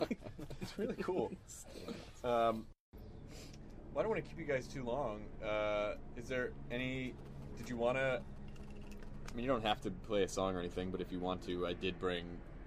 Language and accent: English; Tennessee, United States; I'm from Tennessee.